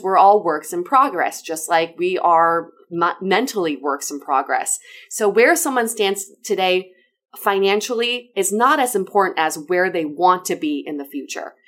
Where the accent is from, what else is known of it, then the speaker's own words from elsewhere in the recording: China; moved away; I was born and raised in China.